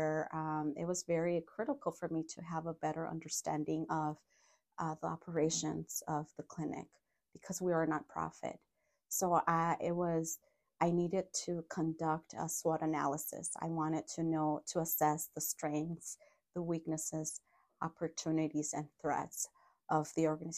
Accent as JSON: {"language": "English", "town": "Los Angeles", "region": "California", "country": "United States", "tie": "born or raised there", "also_born_or_lived": "Mexico", "moved": "as an adult", "lives_now": "Madison, United States", "said": "And then I grew up in LA. My family migrated to the US when I was 7."}